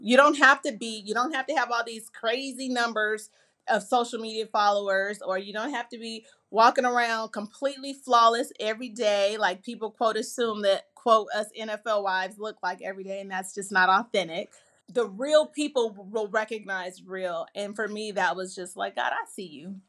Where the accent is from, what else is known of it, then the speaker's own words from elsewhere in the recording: California, United States; my home, which is California